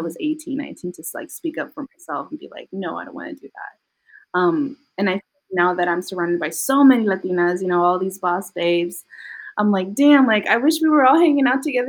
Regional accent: Vallejo, California, United States; growing up in Vallejo, because, you know, you're in the West Side and you're like just hanging out with the West Side people, you know.

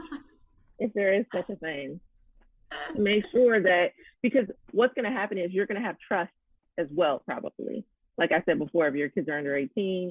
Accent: Chicago, Illinois, United States; my hometown of Chicago

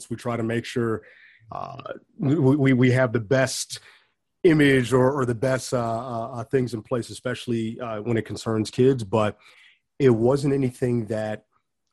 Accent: Bellwood, Illinois, United States; born or raised there; also born or lived in Schaumburg

